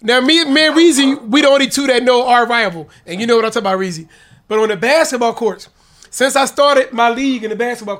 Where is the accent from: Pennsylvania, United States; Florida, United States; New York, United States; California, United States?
Pennsylvania, United States; Philadelphia; also born or lived in Wynnefield, Philadelphia; I'm from North Philly. For those that know my whole career and follow me in my life, family didn't move up to Winfield to the middle, you know, I was 13